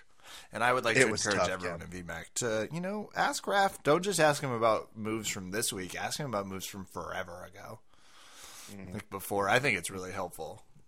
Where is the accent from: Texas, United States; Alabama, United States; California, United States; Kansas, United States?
Kansas, United States; moved away; I'm from Kansas, but I live in the city now